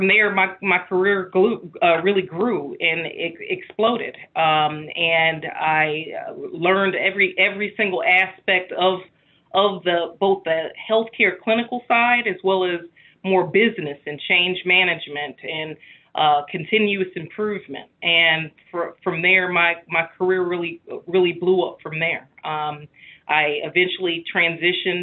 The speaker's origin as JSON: {"language": "English", "town": "Chicago", "region": "Illinois", "country": "United States", "tie": "born or raised there", "said": "my hometown in Chicago"}